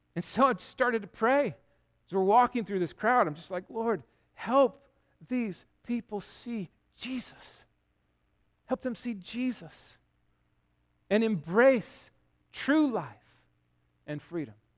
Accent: United States

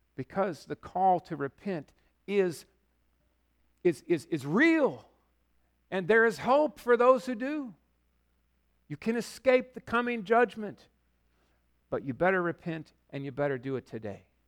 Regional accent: Yakima, Washington, United States; now in Bellingham, United States; I grew up in Yakima

